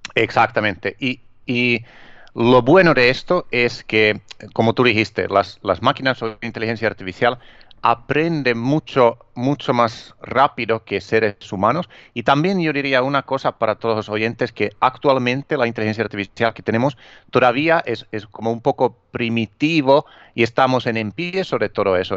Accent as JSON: {"language": "Spanish", "country": "Finland", "also_born_or_lived": "Miami", "second_language": "Spanish", "moved": "yes", "lives_now": "Spain", "said": "originalmente soy de Finlandia y llevo, eh, viviendo aquí en, España, donde vivo ahora, a ver, como 18 años."}